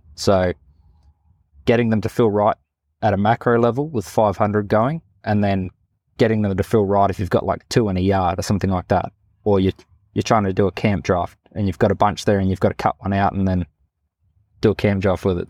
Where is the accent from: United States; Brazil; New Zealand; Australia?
Australia; Northern Territory; also born or lived in Katherine; I grew up here in the Northern Territory